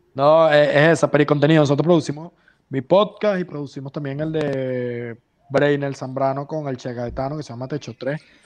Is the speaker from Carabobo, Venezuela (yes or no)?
yes; Valencia, Carabobo, Venezuela; moved away as an adult; also born or lived in San Juan de los Morros, Venezuela; now in Spain; soy de San Juan, pero no vivo en San Juan, vivía en Valencia siempre.